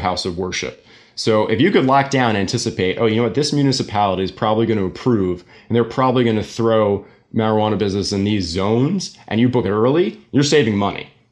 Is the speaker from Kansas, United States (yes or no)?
no; New York City, New York, United States; moved away as an adult; also born or lived in Jersey City, New Jersey; now in New Jersey, United States; I'm born and raised in New York, Staten Island